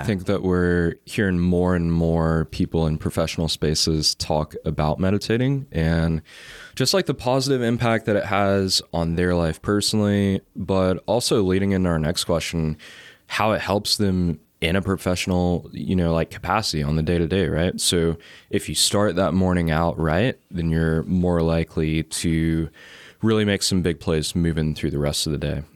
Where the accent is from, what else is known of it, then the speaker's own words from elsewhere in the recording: Chattanooga, Tennessee, United States; being, like, from Chattanooga